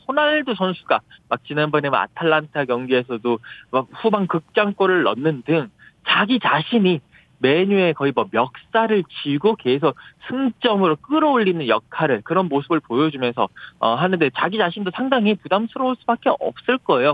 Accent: South Korea; now in United Kingdom; 제가 한국인 아니겠습니까?

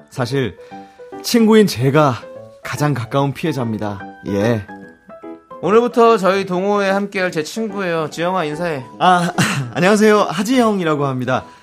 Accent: Gyeongsang, South Korea; 제가 예. 경상도 사람 아니겠습니까?

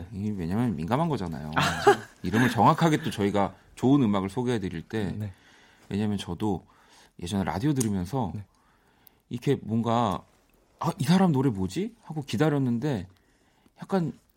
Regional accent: South Korea; 한국에서 나고 자라서

